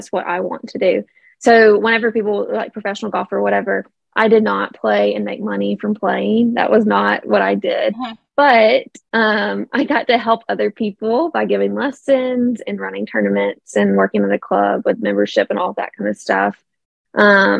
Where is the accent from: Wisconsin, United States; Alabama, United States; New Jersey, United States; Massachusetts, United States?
Alabama, United States; Tuscaloosa; moved away as an adult; also born or lived in Birmingham, Alabama; now in Chelsea, United States; I am from Tuscaloosa. Graduated from Roll Tide, from a pretty small high school